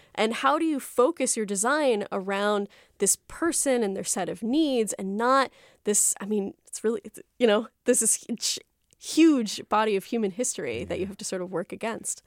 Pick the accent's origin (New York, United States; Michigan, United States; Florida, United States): Florida, United States; South; when I was growing up in South Florida